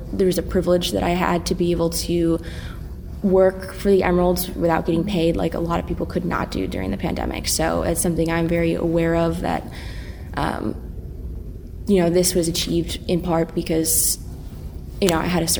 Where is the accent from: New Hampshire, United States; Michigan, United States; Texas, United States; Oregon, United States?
Oregon, United States; Eugene; I grew up in Eugene